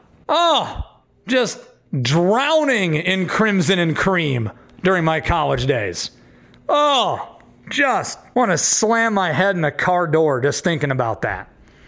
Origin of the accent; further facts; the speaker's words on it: Illinois, United States; I'm from the Quad Cities, so to me, Iowa is a huge rival. I grew up right on the border.